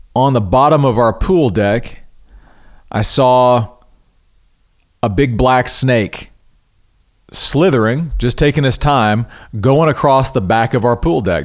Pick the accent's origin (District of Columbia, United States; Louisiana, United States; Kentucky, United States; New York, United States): Louisiana, United States; now in Texas, United States; I'm originally from Louisiana, so I'm familiar with critters